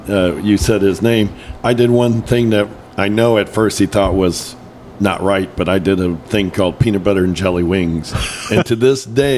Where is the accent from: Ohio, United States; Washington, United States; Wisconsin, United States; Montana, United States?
Wisconsin, United States; moved away as an adult; now in Kansas City, United States; he would get me brewer tickets because he knew I was from Wisconsin.